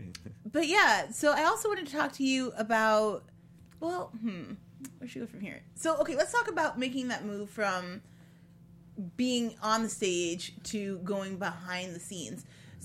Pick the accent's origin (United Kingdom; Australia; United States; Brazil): United States; Ottawa, Illinois; also born or lived in Chicago; I was born just outside of Chicago, but when I was 5, we moved to Ottawa, Illinois, which is the corn. Like, my backyard is essentially a state park.